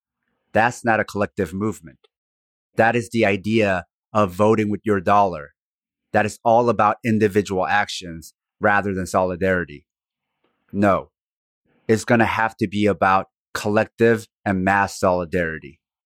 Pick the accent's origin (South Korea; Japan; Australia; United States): South Korea; Even the name of my home country, Korea, was an invented word by the Dutch East India Company.